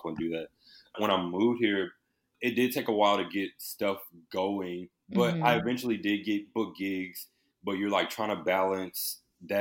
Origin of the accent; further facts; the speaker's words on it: Houston, Texas, United States; moved away as an adult; also born or lived in Indiana; now in Los Angeles, United States; I was born in Houston, Texas, and I was just always a creative, a young child. I went to high school for performing visual arts.